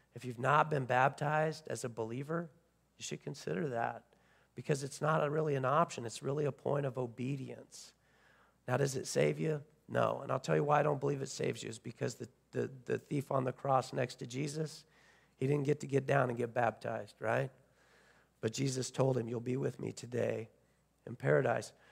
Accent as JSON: {"language": "English", "country": "United States", "said": "as American Christians"}